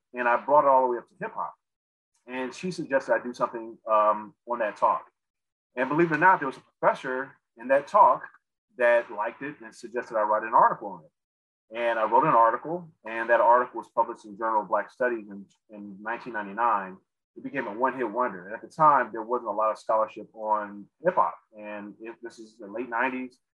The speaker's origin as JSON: {"language": "English", "town": "Los Angeles", "region": "California", "country": "United States", "tie": "born or raised there", "also_born_or_lived": "Chicago / Atlanta", "moved": "as an adult", "said": "born in Chicago, but raised in Los Angeles. We moved to Compton from Chicago when I was six years old. And we moved from Compton to South Central the next year"}